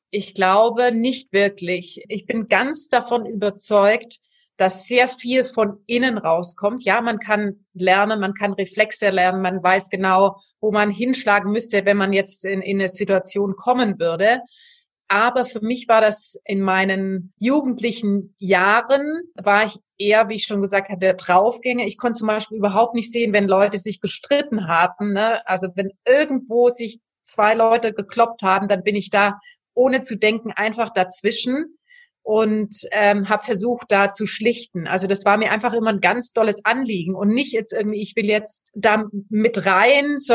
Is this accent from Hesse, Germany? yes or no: no; Ulm, Baden-Württemberg, Germany; Und dann ähm, habe ich das noch in meiner Heimatstadt Ulm gemacht für erstmal ähm, ein Jahr in einem, in einem Verein